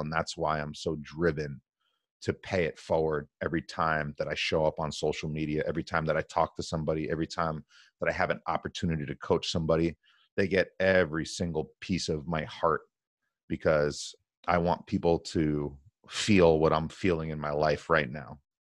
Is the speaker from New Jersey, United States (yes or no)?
yes; New Jersey, United States; born and raised in New Jersey.